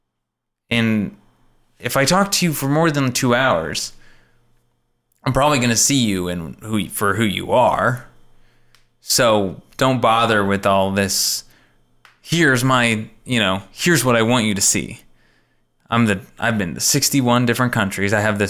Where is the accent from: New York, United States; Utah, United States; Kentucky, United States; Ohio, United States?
New York, United States; My mom, well, I grew up in New York, but my mom is from blah, blah, blah, and from here.